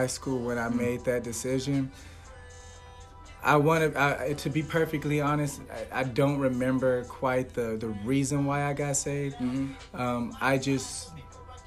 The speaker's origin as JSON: {"language": "English", "town": "Compton", "region": "California", "country": "United States", "moved": "yes", "said": "I hail from Compton, California"}